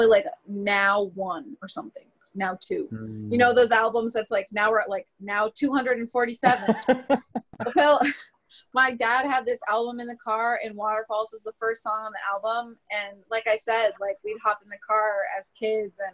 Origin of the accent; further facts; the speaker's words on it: United States; I'm clearly American